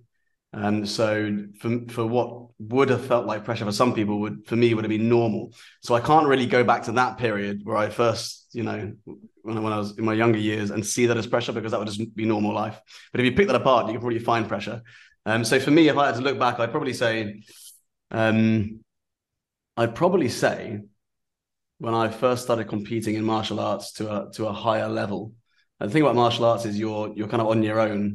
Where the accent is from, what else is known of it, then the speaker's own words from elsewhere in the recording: Aldershot, South East England, United Kingdom; I grew up in an army environment. I grew up in Aldershot.